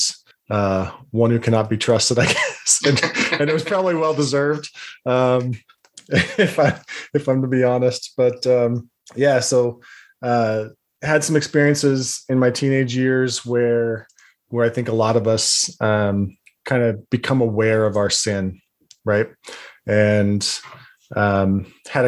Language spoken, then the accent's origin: English; Salt Lake area, Utah, United States; also born or lived in Bountiful, Utah / West Jordan, Utah; I was born and raised in the Salt Lake area